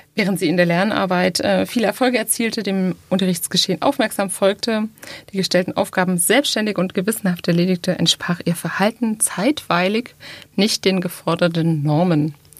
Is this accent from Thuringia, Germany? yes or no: yes; Thuringia, Germany; moved away as an adult; now in Baden-Württemberg, Germany; ich bin in Thüringen groß geworden